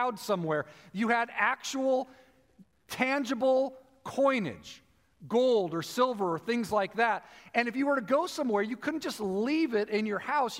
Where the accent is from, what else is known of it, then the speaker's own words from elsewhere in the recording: United States; as an American